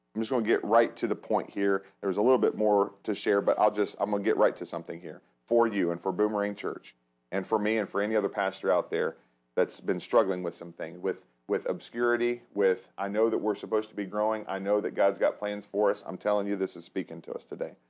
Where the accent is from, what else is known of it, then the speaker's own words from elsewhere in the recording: hometown area near Cincinnati and Dayton, Ohio, United States; in my hometown, I know Cincinnati, Dayton